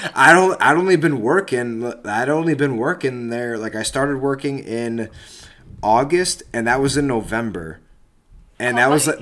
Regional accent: United States; I'm from America.

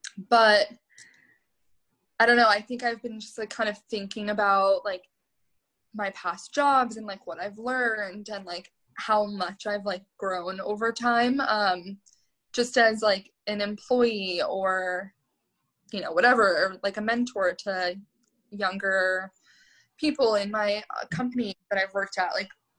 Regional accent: New York, United States; And I think like growing up in New York, like in your 20s, is so much different than like growing up in your 20s, like in the burbs.

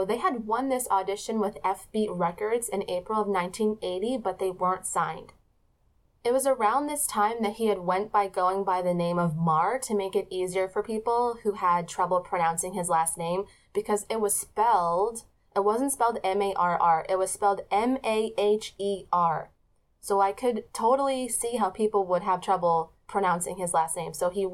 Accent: United States; I'm not English, I'm American

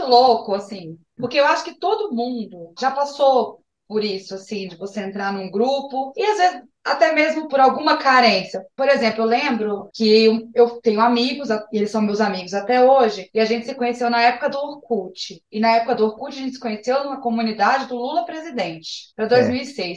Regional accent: Brasília, Federal District, Brazil; eu sou de Brasília.

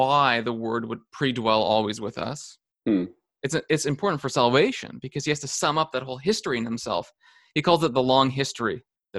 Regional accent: Canada; also born or lived in California; as Canadian

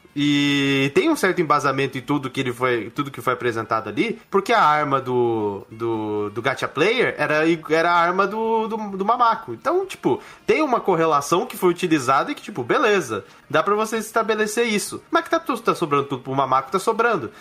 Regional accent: Brazil; Eu, como brasileiro

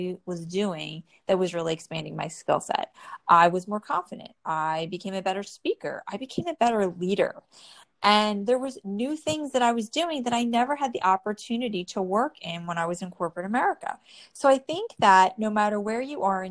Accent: New Jersey, United States; born or raised there

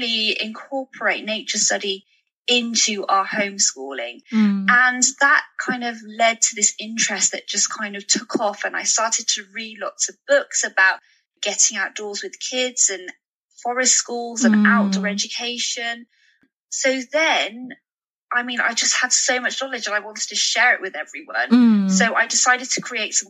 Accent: United Kingdom; growing up in the British school system

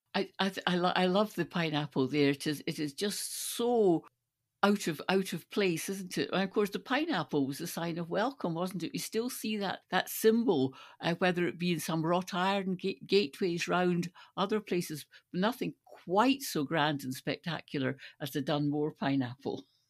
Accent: Stirling, Scotland, United Kingdom; Stirling is my hometown, and Bannockburn is just outside Stirling

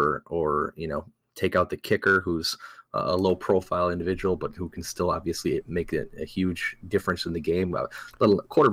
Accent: Wisconsin, United States; we're from Wisconsin.

